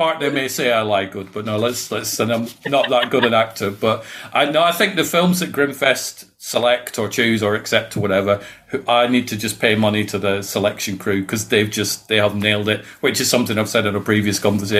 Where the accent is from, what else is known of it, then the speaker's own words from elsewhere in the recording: Scotland, United Kingdom; now in England; No, well, originally I'm from Scotland. So I'm from Fife, but I moved down to England many, many years ago. So I've got like a mongrel accent.